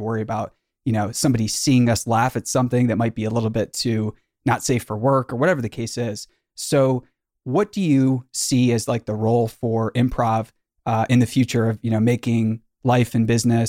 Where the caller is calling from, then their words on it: California, United States; So Kelly, I'm calling you from Silicon Valley